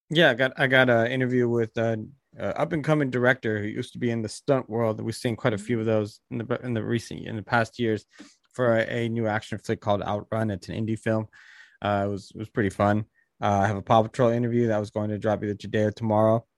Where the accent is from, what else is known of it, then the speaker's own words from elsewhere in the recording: Bay Area, California, United States; my hometown of the Bay Area